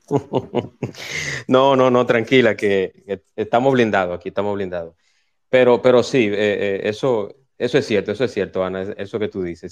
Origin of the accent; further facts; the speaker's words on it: Santo Domingo, Distrito Nacional, Dominican Republic; moved away as an adult; now in Punta Cana, Dominican Republic; los que hemos nacido y nos hemos criado en barrios, que venimos de Santo Domingo